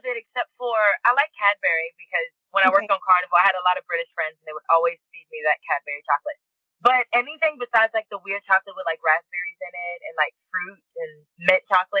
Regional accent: Monroe, Louisiana, United States; also born or lived in Lafayette, Louisiana; I was born in Lafayette, Louisiana, and I was raised in Monroe, Louisiana.

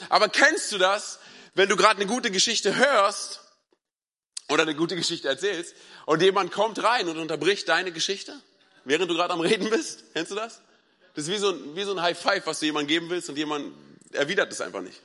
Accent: Berlin, Germany; ich bin ja ein Berliner Junge

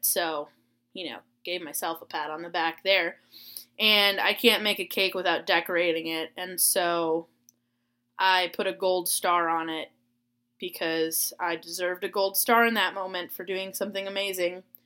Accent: Florida, United States; moved away; I grew up in Florida

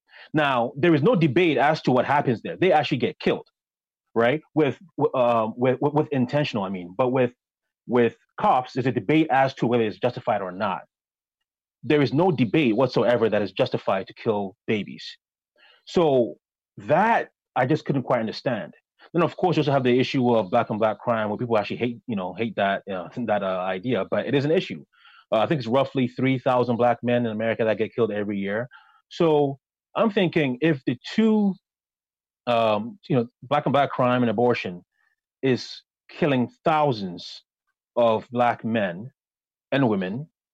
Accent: Ghana; born there; I was born in Ghana, raised by a single mother

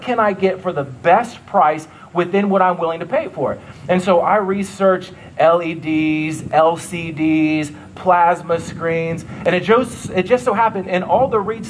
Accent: Ohio, United States; also born or lived in New York; now in Nebraska, United States; That's where I'm from. I'm from Ohio

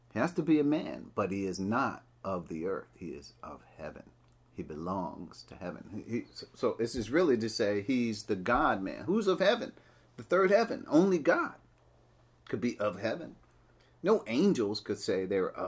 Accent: Piscataway, New Jersey, United States; moved away; I was from Piscataway, New Jersey.

